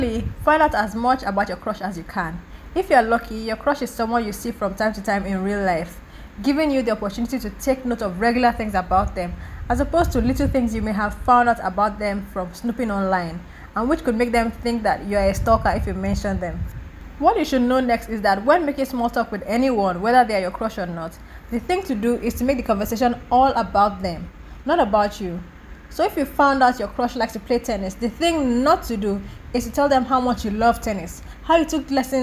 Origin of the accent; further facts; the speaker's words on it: Nigeria; As a Nigerian living in Nigeria